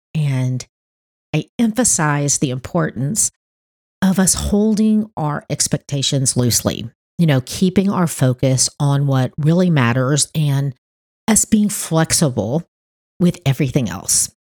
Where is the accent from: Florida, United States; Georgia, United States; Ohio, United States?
Florida, United States; Miami; now in North Florida, United States; Miami where I was born